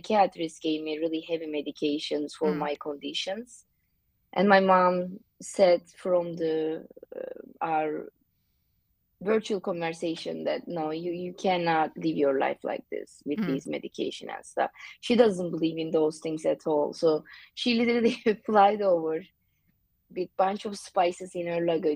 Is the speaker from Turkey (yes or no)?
yes; Mediterranean Region, Turkey; English is a second language; moved away as an adult; also born or lived in San Francisco; now in Honolulu, United States; I am from the Mediterranean coast of Turkey.